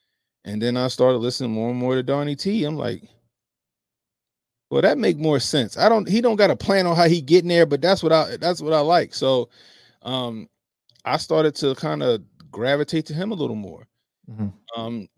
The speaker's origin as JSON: {"language": "English", "town": "Baltimore", "region": "Maryland", "country": "United States", "tie": "born or raised there", "said": "So I grew up in Baltimore City. It's a blue city, right?"}